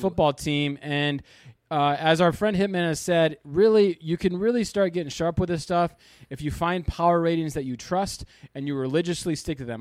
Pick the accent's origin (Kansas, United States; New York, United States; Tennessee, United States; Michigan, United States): Michigan, United States; Kalamazoo; moved away as an adult; also born or lived in Los Angeles, California; moved back recently to my hometown of Kalamazoo, Michigan